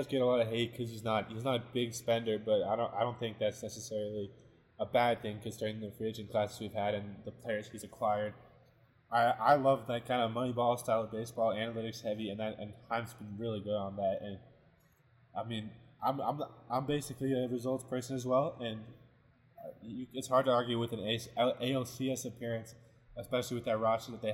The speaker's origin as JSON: {"language": "English", "region": "Vermont", "country": "United States", "tie": "born or raised there", "moved": "yes", "lives_now": "Utah, United States", "said": "I grew up with the Red Sox, so I'm grew up in Vermont, in that New England area."}